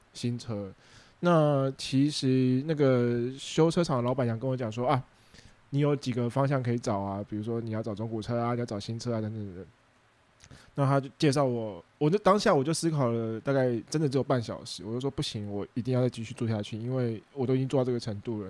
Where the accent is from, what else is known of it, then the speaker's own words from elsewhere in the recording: Taiwan; 身为一个公民， 身为一个台湾人